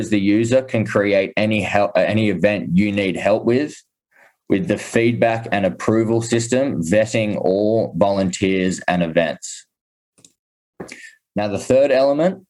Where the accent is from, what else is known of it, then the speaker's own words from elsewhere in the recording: Sydney, New South Wales, Australia; now in Austin, United States; I'm initially born and raised in Sydney